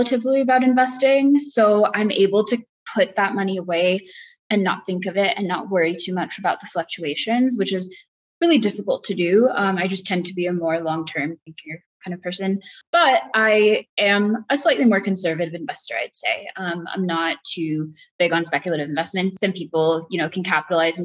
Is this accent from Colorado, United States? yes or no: yes; Boulder, Colorado, United States; also born or lived in Chennai, India; I am located in the area around Boulder, Colorado, and have been living here most of my life